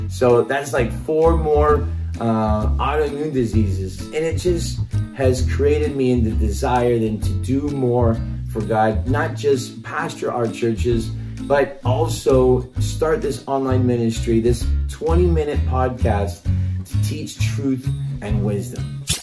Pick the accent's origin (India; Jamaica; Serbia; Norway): Norway; also born or lived in Mexico; Now, I grew up in Norway and I also grew up in Mexico and I've lived many years here.